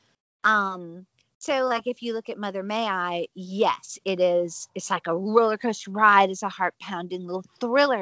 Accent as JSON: {"language": "English", "region": "the South", "country": "United States", "tie": "born or raised there", "moved": "as an adult", "said": "I love my homeland. I love the South"}